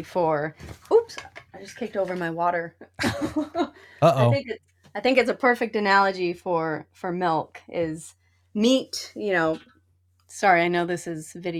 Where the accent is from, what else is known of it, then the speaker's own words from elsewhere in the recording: Utah, United States; So I grew up in Utah